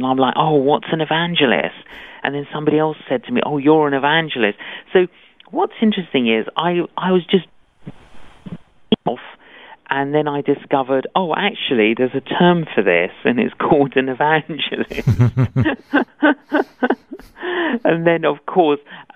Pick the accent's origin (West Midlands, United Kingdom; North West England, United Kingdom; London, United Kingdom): London, United Kingdom; Both my parents were Greek Cypriot, but I grew up in London.